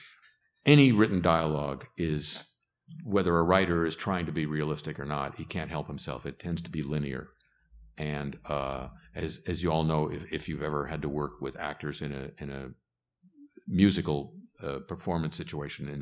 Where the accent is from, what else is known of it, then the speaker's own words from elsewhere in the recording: California, United States; I grew up in California